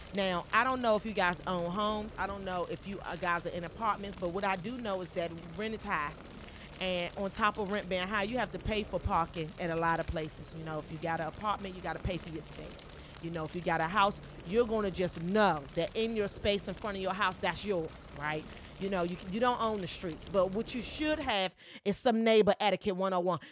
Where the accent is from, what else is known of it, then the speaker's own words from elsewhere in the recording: Washington, District of Columbia, United States; I am a Washingtonian. I was born, raised, and I still live here and pay property tax